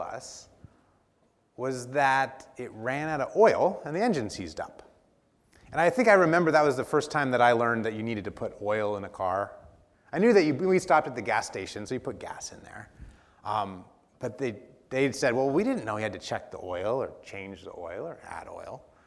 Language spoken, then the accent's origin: English; Dallas, Oregon, United States; growing up in Dallas, Oregon